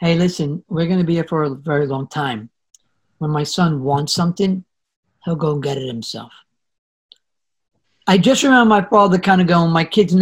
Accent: New York City, New York, United States; I come from the Bronx, family of seven.

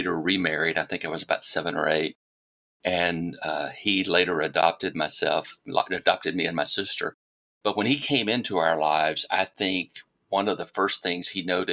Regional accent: Deep South, United States; I was raised in the Deep South

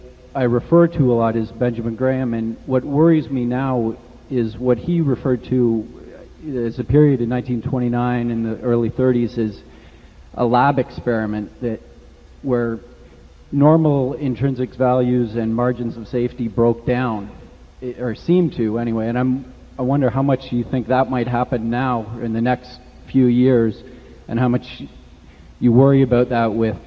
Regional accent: Toronto, Ontario, Canada; I'm from Toronto, Canada.

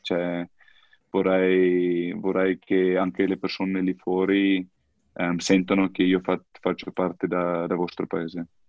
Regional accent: South Africa; Italian is a second language; moved away as an adult; now in Italy

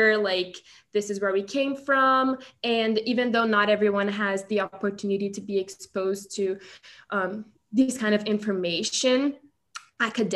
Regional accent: South Region, Brazil; now in Chapel Hill, United States; I'm from the South. And so like, there are some words we say that it's not said throughout the rest of Brazil.

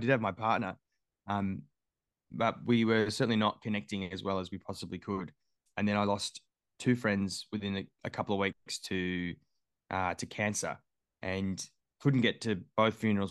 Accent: Melbourne, Victoria, Australia; also born or lived in Adelaide / Sydney; I grew up in Melbourne, yeah, uh, Willis Hill, so about thirty k's southeast of, um, of the city.

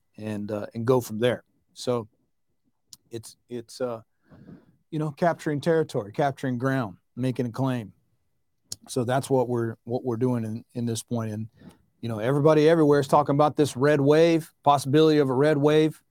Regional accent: the South, United States; where I grew up in the South

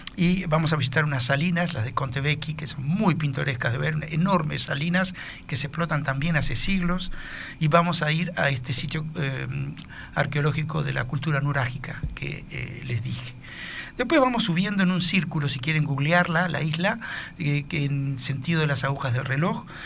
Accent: Uruguay; nosotros los uruguayos

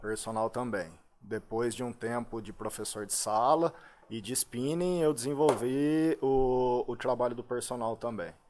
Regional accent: Limeira, São Paulo, Brazil; also born or lived in Poços de Caldas / Muzambinho; Morei ali até um ano de idade. Né? Depois de um ano de idade, eu mudei com a minha família aqui para Santa Terezinha. É, na rua, rua Santa, Santa Terezinha, Terezinha, aqui em Limeira

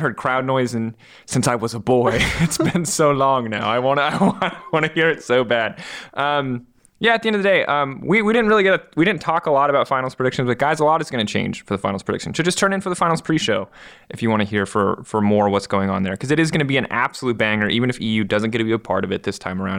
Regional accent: United States; I'm an American

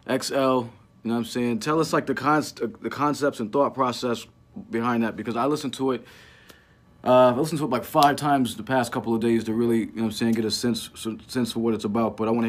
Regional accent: Connecticut, United States; I'm from Connecticut

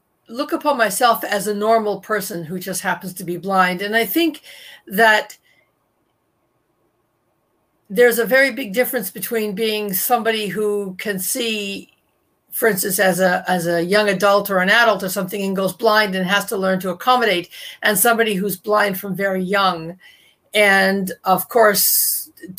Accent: Toronto, Ontario, Canada; I was born in 1960 in Toronto, where I still live

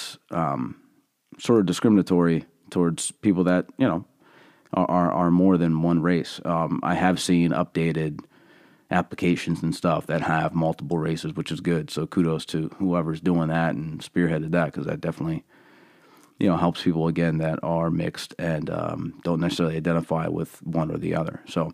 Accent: Allentown, Pennsylvania, United States; I was born and raised in Allentown, PA, and, you know, I have been given a set of lenses, that are pretty unique, I think.

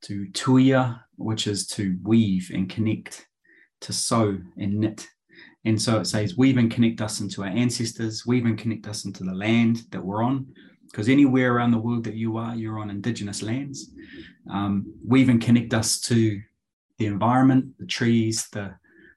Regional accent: Christchurch, Canterbury, New Zealand; now in Auckland, New Zealand; I grew up down in Christchurch, and I now live in the beautiful Tāmaki Makaurau, Auckland.

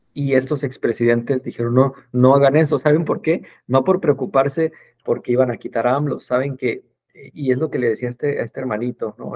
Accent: Mexico; en mi país

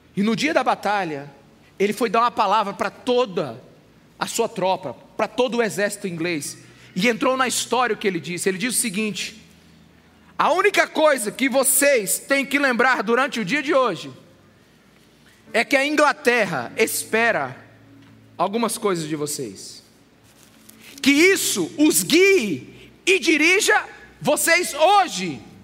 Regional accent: Brazil; Nós brasileiros

